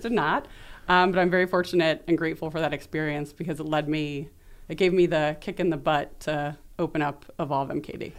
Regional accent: New York City, New York, United States; also born or lived in Chicago; So, I'm from New York City. I was born in Brooklyn

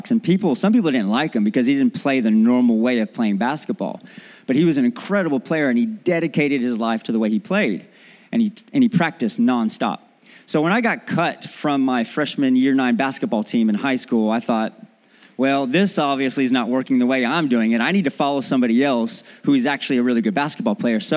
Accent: Texas, United States; accent: Southern; also born or lived in North Carolina; I am from Texas. I lived in North Carolina for a while and I developed this hick accent, really deep Southern accent.

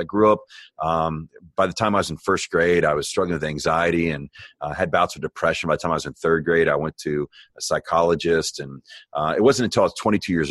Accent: Miami, Florida, United States; now in Texas, United States; I was born in Miami, Florida

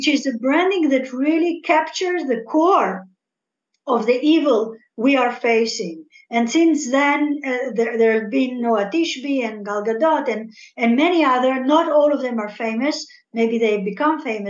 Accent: Algeria; first language French; English is a second language; now in Israel; I was born in Algeria, rather. So I speak French

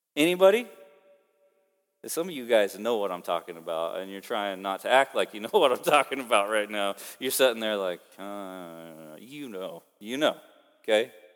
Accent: Oklahoma, United States; now in Kansas, United States; I'm from Oklahoma

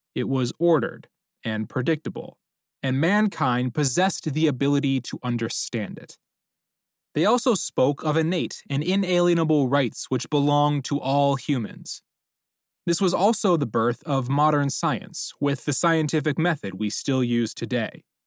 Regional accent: United States; we Americans

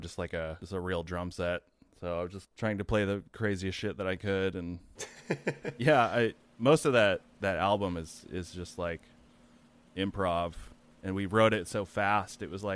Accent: Chico, California, United States; also born or lived in Santa Rosa; Chico, California. It's like a little college town up, kind of an hour and a half north of Sacramento. Played in a few bands there, and then yeah, moved to Santa Rosa in I think 2007.

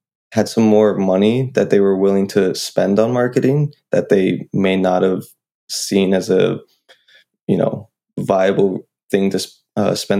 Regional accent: New Hampshire, United States; I'm from New Hampshire

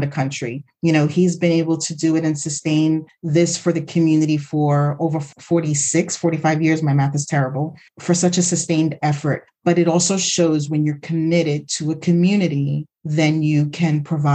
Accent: New York City, New York, United States; I grew up in the Bronx, like literally the Bronx was burning at that time.

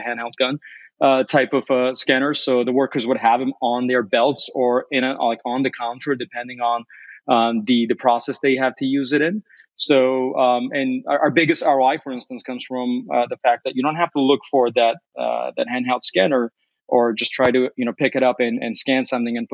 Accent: Chicago, Illinois, United States; Our North America headquarters here is in Chicago, or that's where I'm at right now. And also, I should note very briefly that as a Chicagoan, I'm a pizza snob as well

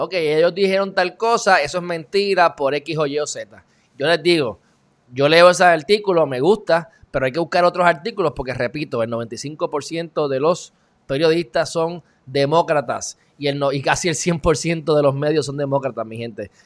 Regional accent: Puerto Rico; legalmente Puerto Rico somos eh, ciudadanos americanos.

